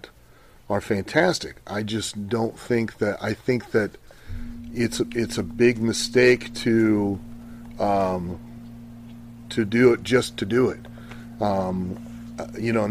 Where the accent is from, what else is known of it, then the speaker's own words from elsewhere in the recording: Ohio, United States; I grew up in Ohio